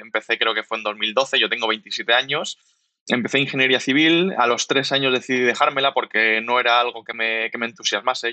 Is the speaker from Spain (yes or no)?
yes; Alicante, Valencian Community, Spain; moved away as an adult; now in Valencia, Spain; somos alicantinos los tres, por eso nos metimos en calzado y hace tres años aproximadamente estamos viviendo en Valencia